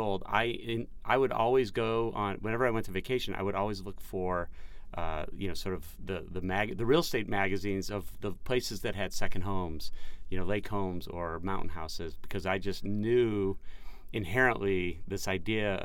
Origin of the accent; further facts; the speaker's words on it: Chicago, Illinois, United States; I grew up outside of Chicago.